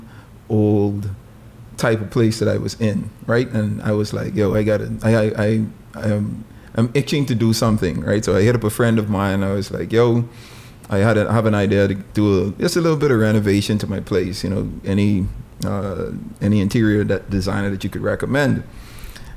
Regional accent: Bahamas; we real Bahamians

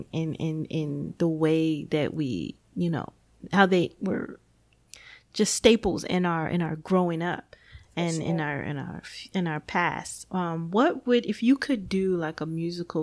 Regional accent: Gary, Indiana, United States; born or raised there

